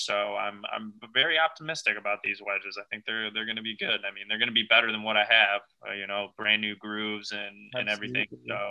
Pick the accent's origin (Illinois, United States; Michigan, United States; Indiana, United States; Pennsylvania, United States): Michigan, United States; Detroit; I've got my hometown, my favorite team in the world, the Detroit Lions